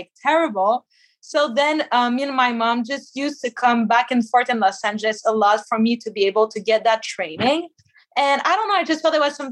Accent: Quebec, Canada; I'm from Quebec

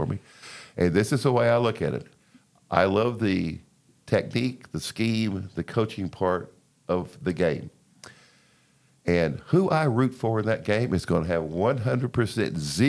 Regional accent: Lake Jackson, Texas, United States; also born or lived in Freeport, Texas; I was born in Freeport, grew up Lake Jackson

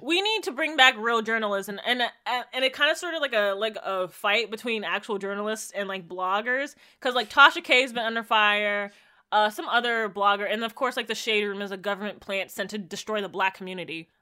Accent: Jamaica; as a Jamaican

